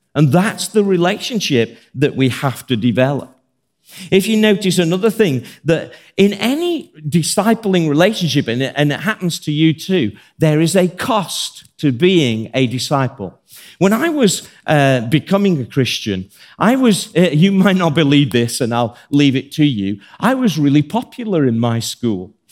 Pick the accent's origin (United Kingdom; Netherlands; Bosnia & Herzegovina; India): United Kingdom; Birmingham, West Midlands; I'm from Birmingham